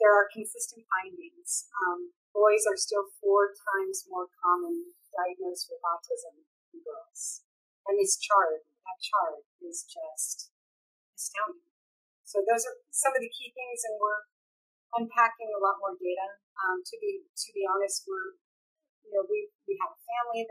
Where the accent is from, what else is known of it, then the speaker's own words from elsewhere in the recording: California, United States; I'm from California